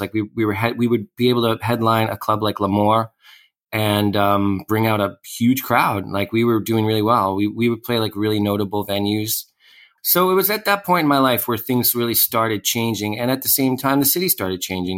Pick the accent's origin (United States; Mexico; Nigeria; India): United States; New York City, New York; I grew up in Sheepshead Bay, Brooklyn, which is like one neighborhood over from where I am now